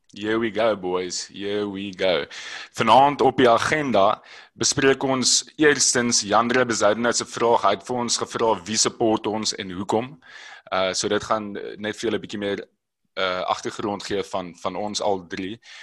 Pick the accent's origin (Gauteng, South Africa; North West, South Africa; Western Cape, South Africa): Western Cape, South Africa; Robertson; ek het groot geword in Robertson